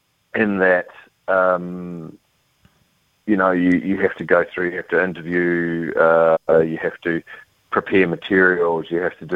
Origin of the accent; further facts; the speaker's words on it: New Zealand; I'm a New Zealander